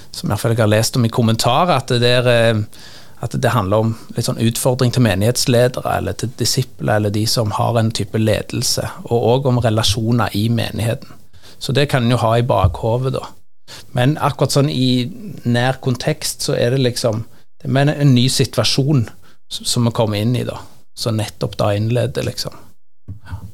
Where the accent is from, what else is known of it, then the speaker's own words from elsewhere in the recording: Sandnes, Rogaland, Norway; Jeg er fra Sandnes og jobber også prest i Sandnes